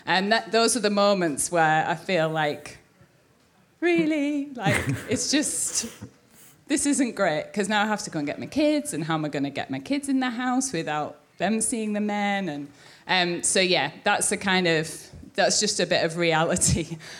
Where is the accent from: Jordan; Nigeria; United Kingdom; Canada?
United Kingdom; North East England; now in London, United Kingdom; I'm obviously not from London. I'm from the northeast of England